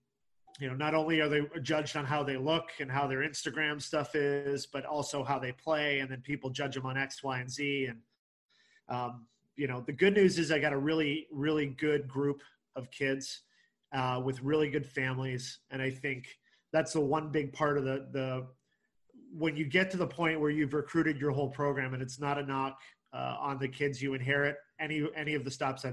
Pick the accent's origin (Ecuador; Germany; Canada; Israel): Canada; moved away as an adult; also born or lived in Deep South; now in Indiana, United States; I grew up in Canada